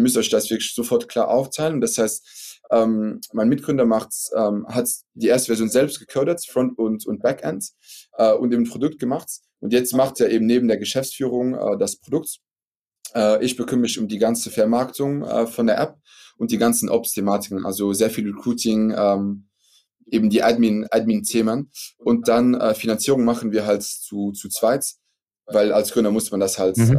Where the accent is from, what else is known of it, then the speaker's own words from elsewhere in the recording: Luxembourg; first language French; German is a second language; also born or lived in Belgium; ich bin Luxemburger, habt ihr vielleicht gehört, also Akzent, dass ich nicht Deutscher bin